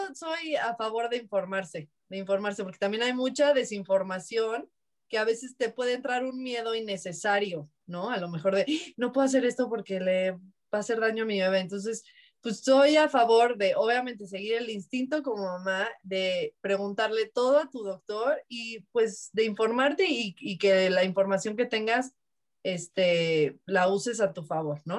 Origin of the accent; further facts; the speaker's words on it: Mexico; Somos mal hablados los mexicanos